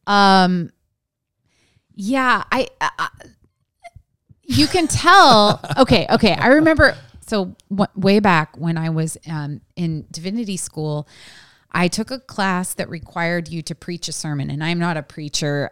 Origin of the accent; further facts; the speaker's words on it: West Coast, United States; I was raised on the West Coast